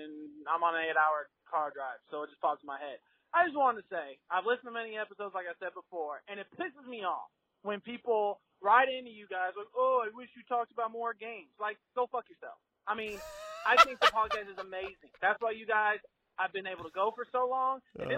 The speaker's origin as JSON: {"language": "English", "region": "New York", "country": "United States", "said": "Plus, I'm from New York myself. My whole family's from Long Island. So I love it. I love the accent."}